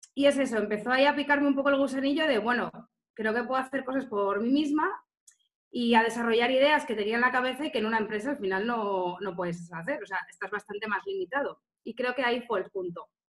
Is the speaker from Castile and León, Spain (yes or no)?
yes; Salamanca, Castile and León, Spain; moved away as an adult; also born or lived in Barcelona / Tenerife / Gran Canaria / Lanzarote; now in Mallorca, Spain; yo nací y estudié en Salamanca